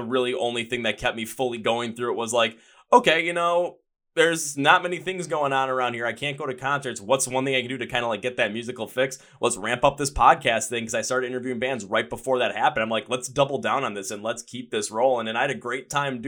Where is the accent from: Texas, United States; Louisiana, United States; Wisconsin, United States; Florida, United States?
Wisconsin, United States; I'm from Wisconsin.